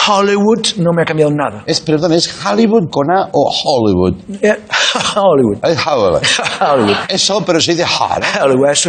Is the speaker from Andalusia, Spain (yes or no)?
yes; Málaga, Andalusia, Spain; No, te he que soy de Málaga.